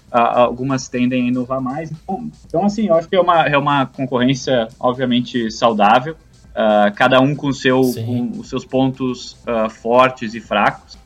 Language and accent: Portuguese; Brazil; moved away; eu como, como né, brasileiro de, de nascença